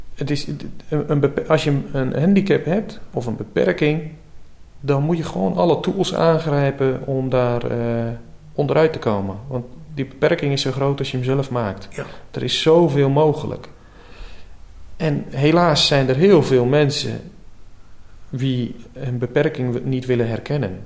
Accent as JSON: {"language": "Dutch", "town": "Urk", "region": "Flevoland", "country": "Netherlands"}